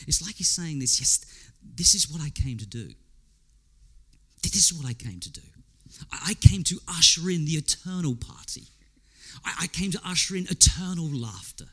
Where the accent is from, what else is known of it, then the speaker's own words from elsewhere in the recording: England, United Kingdom; I'm English